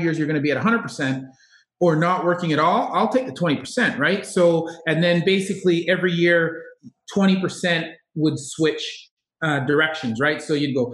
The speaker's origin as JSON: {"language": "English", "town": "Kitchener", "region": "Ontario", "country": "Canada", "also_born_or_lived": "Cambridge, Ontario", "moved": "as an adult", "said": "we're from Kitchener-Waterloo area, Cambridge, and our families are still there"}